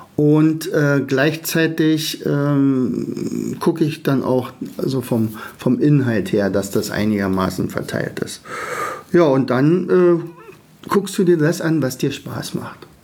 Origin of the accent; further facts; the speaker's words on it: Germany; als Deutsche